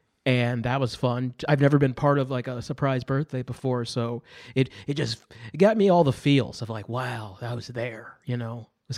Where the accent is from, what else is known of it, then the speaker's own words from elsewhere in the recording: Akron, Ohio, United States; Akron, Ohio.